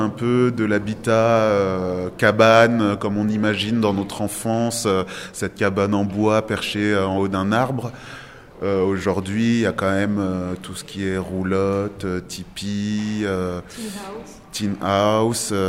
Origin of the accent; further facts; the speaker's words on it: Portugal; Il y a une bétonnière parce que je suis portugais.